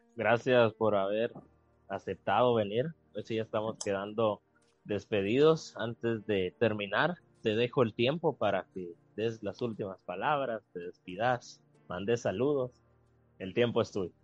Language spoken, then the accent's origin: Spanish; Guatemala; si todos nos unimos como guatemaltecos y guatemaltecas buscando un bien común, sacaremos adelante a Guatemala